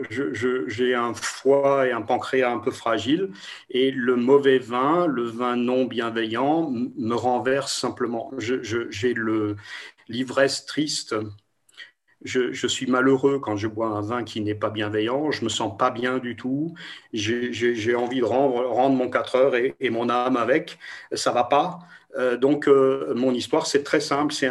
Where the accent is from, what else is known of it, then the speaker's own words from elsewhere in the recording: Toulouse, Occitania, France; Je ne sais pas le prononcer parce que Grünspiel, c'est imprononçable pour, pour moi, je suis de Toulouse.